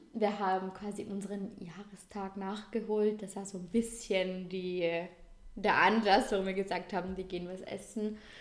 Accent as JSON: {"language": "German", "region": "Vorarlberg", "country": "Austria", "said": "bei uns in Vorarlberg"}